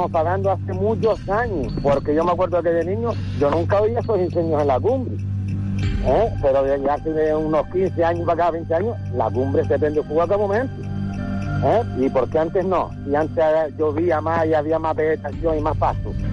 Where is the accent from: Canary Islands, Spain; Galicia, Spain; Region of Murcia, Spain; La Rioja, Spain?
Canary Islands, Spain; Gran Canaria; Yo soy un gran canario como todo